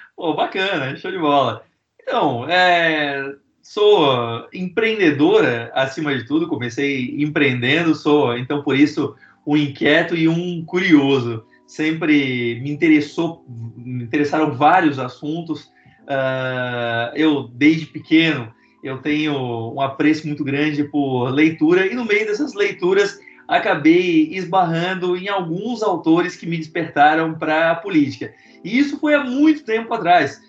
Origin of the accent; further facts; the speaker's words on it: Florianópolis, Santa Catarina, Brazil; also born or lived in São José; Eu, eu, eu, cresci em Florianópolis e São José